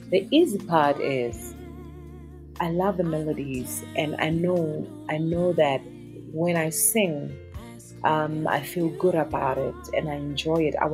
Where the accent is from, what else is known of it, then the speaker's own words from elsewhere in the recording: South Africa; It's confidence in who you are as a South African artist. The power, our sound, not even our music, our mm-hmm. sound, our colors of the clothing, the food we eat, our language, you know.